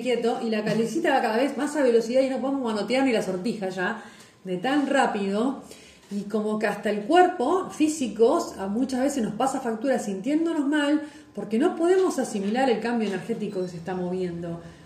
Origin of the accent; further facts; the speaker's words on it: Lobos, Buenos Aires Province, Argentina; en mi pueblo, en Lobos